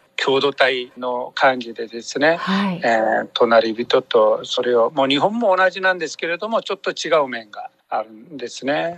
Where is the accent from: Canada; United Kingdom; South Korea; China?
South Korea; Japanese is a second language; moved away as an adult; now in Japan; 私韓国人宣教師